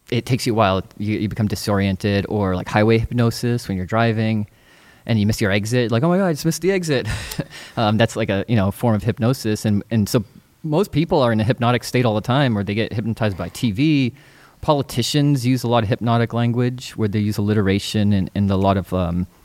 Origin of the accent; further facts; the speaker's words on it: East Coast, United States; now in California, United States; when I first moved to California, I'm originally from the East Coast.